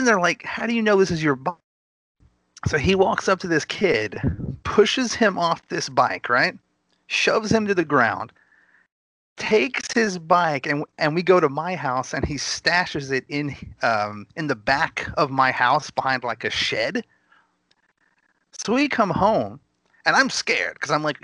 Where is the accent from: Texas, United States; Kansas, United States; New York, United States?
Texas, United States; Gainesville; I was actually born in Gainesville. It's a small town right at the border of Oklahoma.